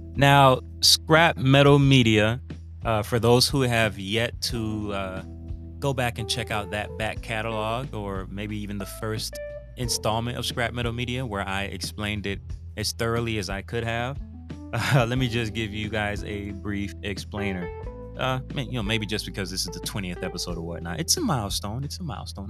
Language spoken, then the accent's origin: English; Broward County, Florida, United States; now in Central Florida, United States; I am from Broward County, Florida